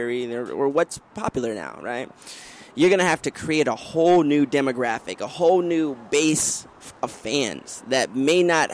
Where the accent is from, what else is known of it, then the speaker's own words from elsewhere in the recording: Washington, District of Columbia, United States; I'm originally from the Washington, D.C. area